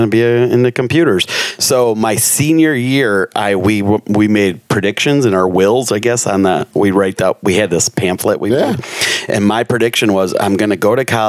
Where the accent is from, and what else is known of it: Michigan, United States; born or raised there; moved away